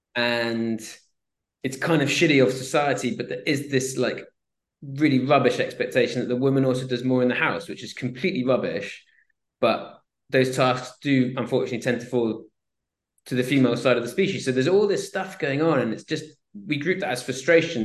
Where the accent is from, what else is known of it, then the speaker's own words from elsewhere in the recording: Swansea, Wales, United Kingdom; I grew up in Swansea, South Wales